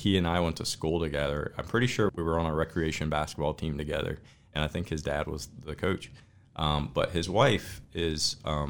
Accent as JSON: {"language": "English", "town": "Elkton", "region": "Virginia", "country": "United States", "tie": "born or raised there", "also_born_or_lived": "Colorado", "said": "I'm from Elkton."}